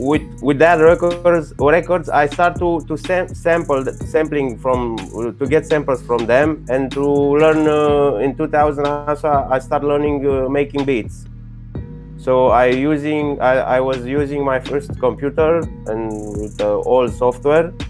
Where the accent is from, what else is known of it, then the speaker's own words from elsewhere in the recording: Bucharest, Romania; English is a second language; Yeah, I'm I'm from Romania, from from Bucharest. You know, it's in Europe.